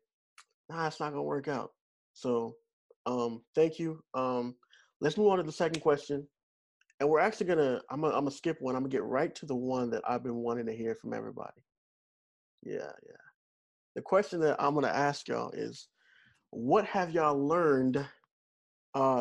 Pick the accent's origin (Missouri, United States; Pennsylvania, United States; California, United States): Missouri, United States; moved away; I'm originally from Missouri